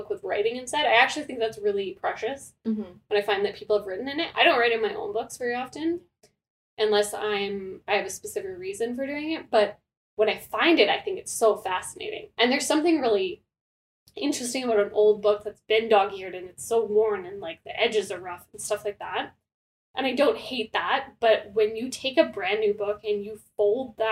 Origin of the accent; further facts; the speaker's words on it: Canada; we are Canadian